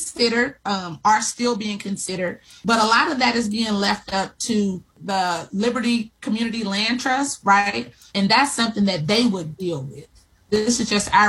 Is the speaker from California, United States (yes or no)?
yes; Los Angeles, California, United States; also born or lived in Eufaula, Alabama; I currently live in Los Angeles, and I'm a native of South Los Angeles or South Central Los Angeles